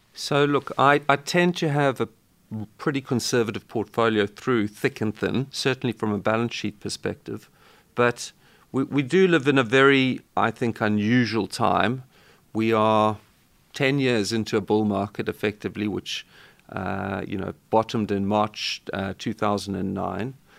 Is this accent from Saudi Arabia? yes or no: no; South Africa; growing up in South Africa